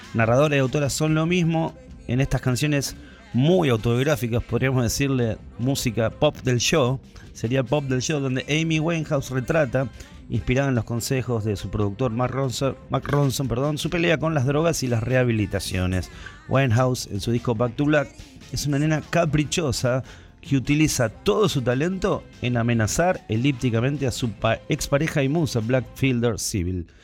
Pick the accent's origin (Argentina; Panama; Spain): Argentina; Ituzaingó, Buenos Aires Province; Cuando era chico, por acá por Ituzaingó, ahí de Vila, la mamá de mi amigo Eduardo Urio, nos cantaba la canción